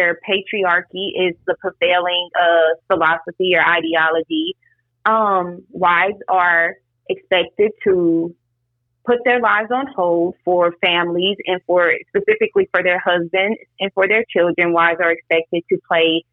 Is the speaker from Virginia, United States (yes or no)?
no; Louisiana, United States; also born or lived in Atlanta, Georgia / Tallahassee, Florida; I am from Campy, Louisiana